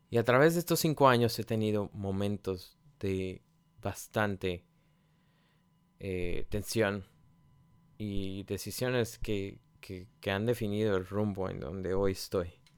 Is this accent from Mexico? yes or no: yes; Mexico; moved away as an adult; todavía estaba en mi país, en México